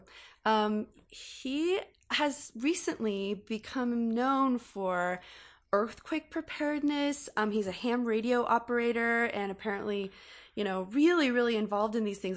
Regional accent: California, United States; growing up in California and being educated about earthquakes my entire life

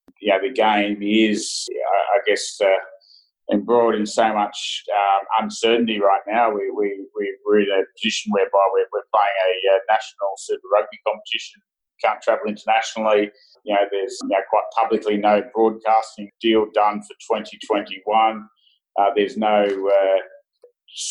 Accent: Australia; as Australians and as Australian supporters

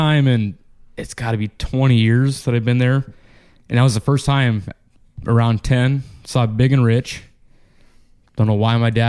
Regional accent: Eldora, Iowa, United States; moved away; also born or lived in Muscatine, Iowa; I grew up in Eldora, Iowa.

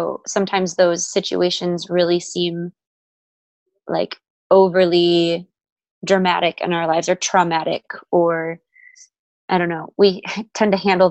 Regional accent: Wisconsin, United States; moved away as an adult; now in Texas, United States; I'm from Wisconsin originally

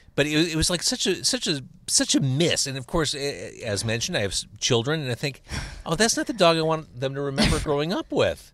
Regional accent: Midwest, United States; here in the Midwest, we grow up listening to Classic

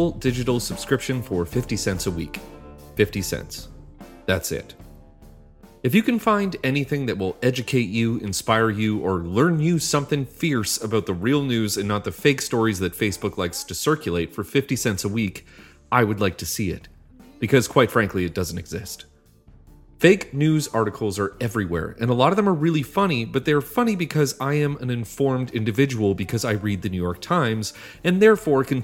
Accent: Canada; I am proud to be from a country of fellow Kraft Dinner eaters. This is a dish that is sewn into the framework of growing up in Canada.

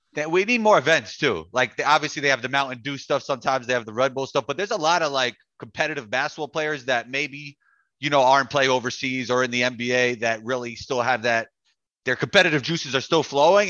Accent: New York, United States; growing up in New York

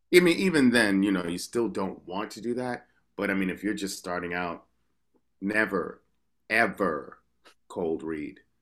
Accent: New York, United States; I'm from New York, so I don't even consider that an accent

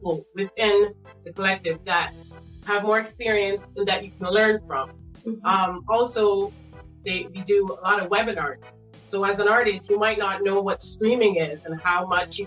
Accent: Canada; I'm Canadian. And my mother is Jamaican and Pakistani, and my dad, English and Jamaican

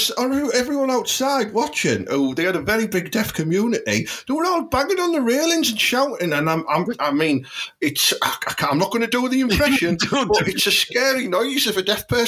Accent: Portsmouth, South East England, United Kingdom; We're allowed because, like, we grew up there in a rough end, didn't we?

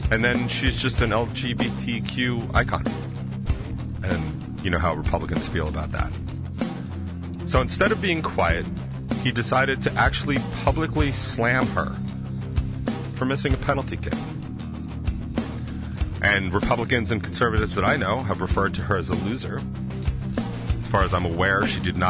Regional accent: United States; I'm an American

